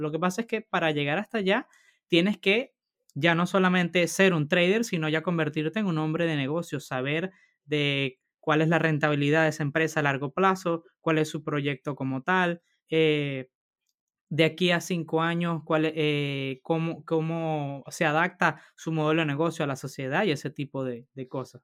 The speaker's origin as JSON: {"language": "Spanish", "country": "Venezuela", "moved": "yes", "lives_now": "Spain", "said": "Rodolfo y yo somos del mismo país, somos de Venezuela"}